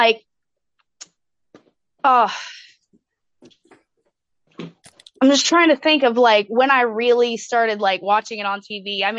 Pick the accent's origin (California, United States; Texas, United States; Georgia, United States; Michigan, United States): Texas, United States; Dallas; moved away as an adult; also born or lived in Atlanta; I am from Dallas.